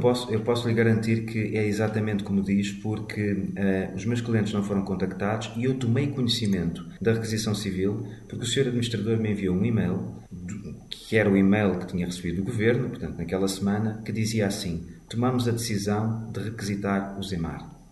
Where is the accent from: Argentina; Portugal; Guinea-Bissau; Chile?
Portugal; enquanto portugueses